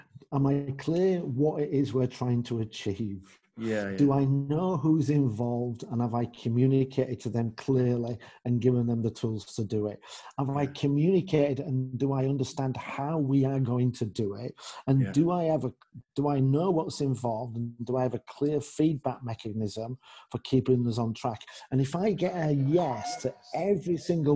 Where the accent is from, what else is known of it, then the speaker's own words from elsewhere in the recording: England, United Kingdom; moved away; also born or lived in Netherlands / Germany; I'm English. Yeah. I'm English. I'm from the land of Shakespeare, Chaucer, Dickens